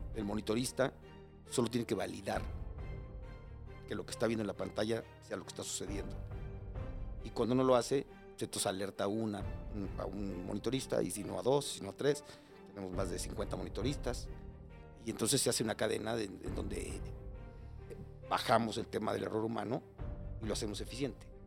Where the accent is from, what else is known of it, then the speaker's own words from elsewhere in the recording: Mexico City, Mexico; moved away as an adult; now in Cuernavaca, Mexico; soy chilango. Eh, viví aquí, ahorita vivo en Cuernavaca, pero viví aquí muchos años, por toda mi vida, hasta hace 15 años. Este, crecí y nací en Iztapalapa, en frontera con Coyacán